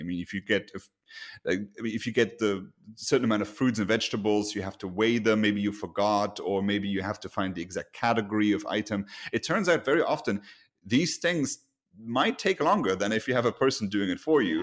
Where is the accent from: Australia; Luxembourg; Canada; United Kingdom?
Luxembourg; moved away; my home country, uh, Luxembourg